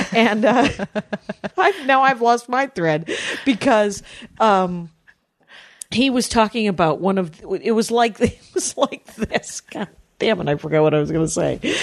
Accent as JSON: {"language": "English", "region": "Wisconsin", "country": "United States", "moved": "yes", "lives_now": "California, United States", "said": "I'm from Wisconsin."}